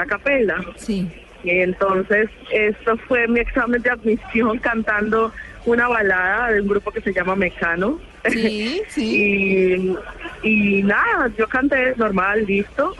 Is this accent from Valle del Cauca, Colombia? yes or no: yes; Buenaventura, Valle del Cauca, Colombia; now in Germany; la música de mi pueblo la siento totalmente en el corazón cada que, la escucho estando tan lejos